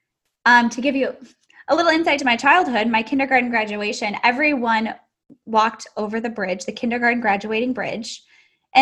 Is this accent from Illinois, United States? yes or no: yes; Chicago, Illinois, United States; now in Houston, United States; I'm in Houston, Texas. I'm from Chicago originally.